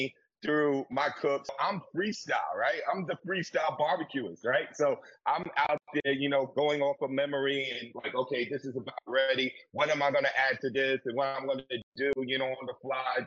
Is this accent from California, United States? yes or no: no; New York City, New York, United States; I'm from the South Bronx